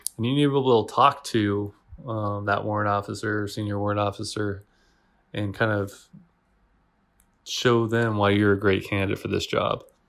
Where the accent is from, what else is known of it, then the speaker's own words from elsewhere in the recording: Washington, United States; moved away as an adult; also born or lived in Italy / Germany; now in Kuwait; all of my family, and I grew up in Washington, so, you know, I'm biased towards Washington State.